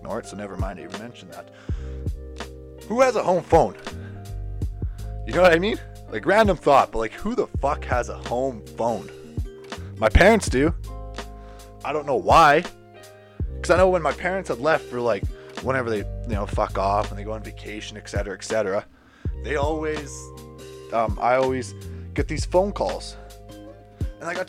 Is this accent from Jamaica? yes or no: no; Canada; my duties as a Canadian citizen